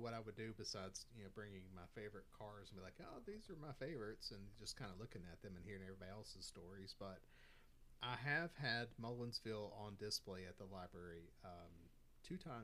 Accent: Virginia, United States; moved away; my hometown of back in Virginia

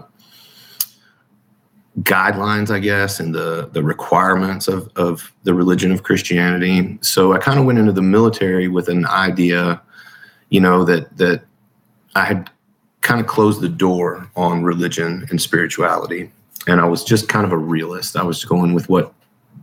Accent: Huntsville, Alabama, United States; I was born in 1980 in Huntsville, Alabama

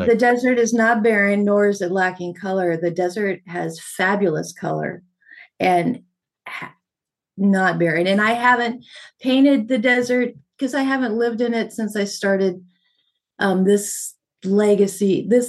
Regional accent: California, United States; also born or lived in La Puente / Arizona / New Mexico / Texas; And I was raised in Southern California, Arizona, New Mexico, and a little bit blipping and out of Texas, and I joined the service out of New M

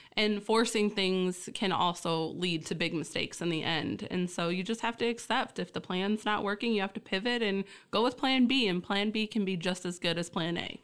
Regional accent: Essexville, Michigan, United States; also born or lived in Key Largo, Florida; only lived there a short while and then was born and raised in Essexville, Michigan

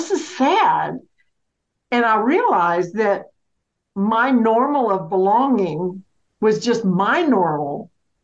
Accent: Mississippi, United States; moved away as an adult; also born or lived in Alabama / Georgia / Florida; now in North Carolina, United States; I was born and raised in Mississippi, lived in Alabama, two places in Georgia, and two places in Florida

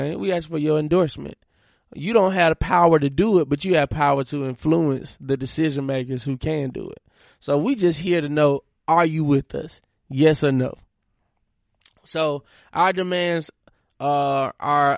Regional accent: Monroe, Georgia, United States; moved away; Forum is an organization that I started in my hometown, Monroe, Georgia

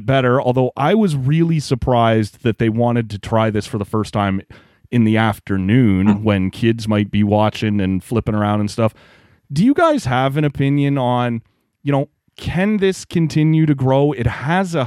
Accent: just outside Toronto, Ontario, Canada; I grew up just outside Toronto

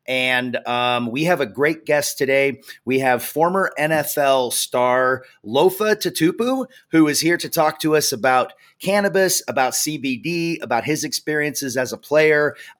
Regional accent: the Northwest, Pacific Northwest, United States; I'm actually from the Northwest as well, you know, big Seattle fan.

